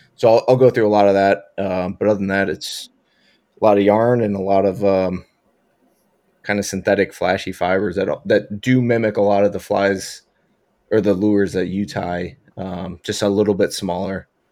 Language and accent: English; Buffalo, New York, United States; I'm from Buffalo